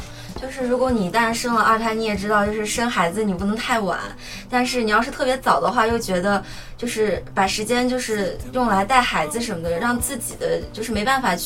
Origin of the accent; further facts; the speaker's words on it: Xinjiang, China; 我来自新疆。